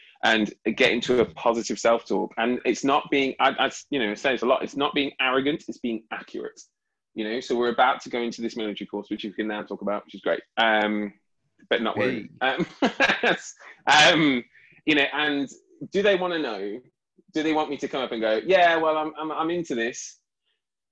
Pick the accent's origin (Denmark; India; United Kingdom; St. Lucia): United Kingdom; I'm very proud of being British.